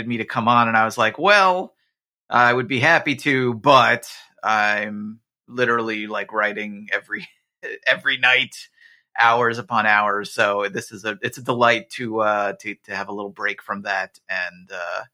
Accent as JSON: {"language": "English", "region": "New Jersey", "country": "United States", "tie": "born or raised there", "said": "I grew up in New Jersey, where, you know, we were getting the local like Fox New York stations"}